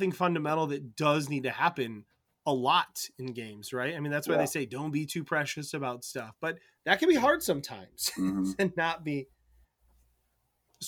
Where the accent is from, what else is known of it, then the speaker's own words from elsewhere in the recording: Michigan, United States; I'm from Michigan